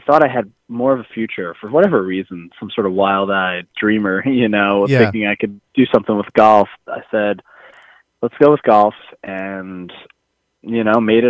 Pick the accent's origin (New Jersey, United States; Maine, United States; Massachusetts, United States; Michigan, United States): New Jersey, United States; Livingston; that's where I grew up. I was born there